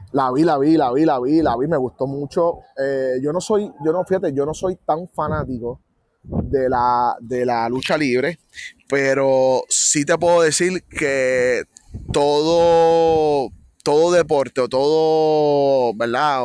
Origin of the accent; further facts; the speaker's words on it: Puerto Rico; como puertorriqueños